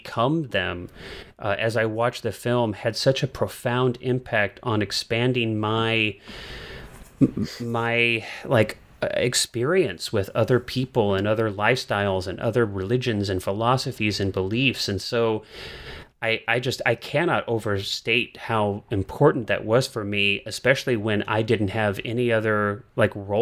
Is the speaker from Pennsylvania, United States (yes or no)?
no; St. Charles, Missouri, United States; I grew up outside of St. Louis, Missouri, in the suburbs of St. Louis, and like pretty far out from St. Louis